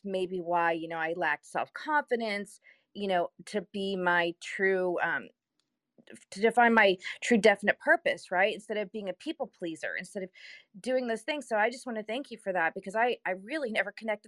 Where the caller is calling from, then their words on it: Kansas City, United States; I'm here from Kansas City.